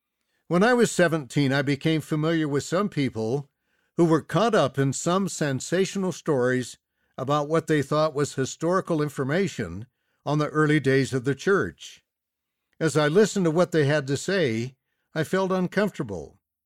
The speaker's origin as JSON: {"language": "English", "town": "Salt Lake City", "region": "Utah", "country": "United States", "tie": "born or raised there", "said": "I was raised in Salt Lake City, USA. As a teenager, I enjoyed walking through Temple Square."}